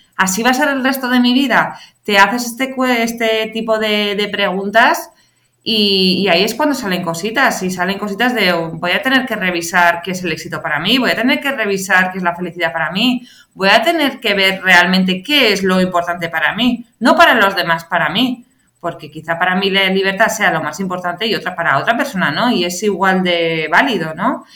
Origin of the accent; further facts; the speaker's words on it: San Sebastián, Basque Country, Spain; moved away as an adult; also born or lived in Madrid; yo soy de Donosti, me vine a Madrid